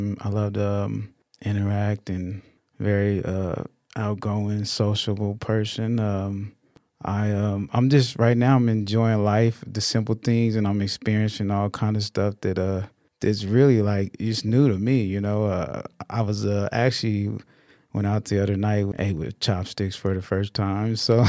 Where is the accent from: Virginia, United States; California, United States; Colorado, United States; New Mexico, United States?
Colorado, United States; Denver; I have an older brother and sister, so it's five of us. And we grew up in the Denver area.